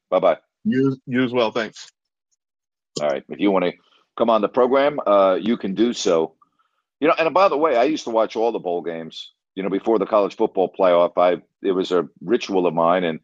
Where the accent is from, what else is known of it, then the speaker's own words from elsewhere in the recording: New York, United States; growing up in New York in a cold weather environment